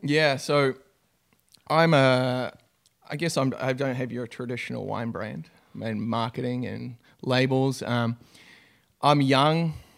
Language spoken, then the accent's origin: English; New Zealand; moved away as an adult; now in United States; I'm a Kiwi, so from New Zealand. Uh, grew up on a, in a small country town